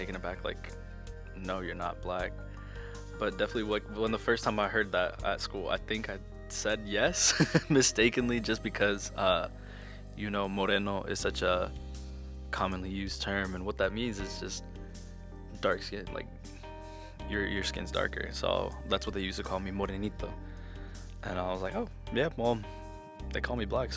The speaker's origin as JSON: {"language": "English", "town": "El Paso", "region": "Texas", "country": "United States", "tie": "born or raised there", "also_born_or_lived": "Mexico / Chihuahua", "said": "Growing up, I lived in El Paso, Texas."}